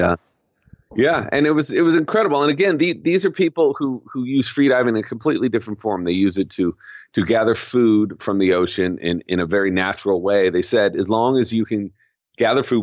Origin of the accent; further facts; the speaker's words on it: Southern California, United States; now in San Francisco, United States; I grew up in Southern California and spent most of my youth in the water